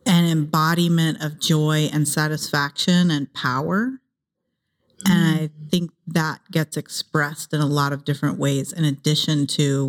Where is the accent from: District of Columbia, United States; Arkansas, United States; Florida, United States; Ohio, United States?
Ohio, United States; also born or lived in San Jose, California; now in Los Angeles, United States; I grew up in Ohio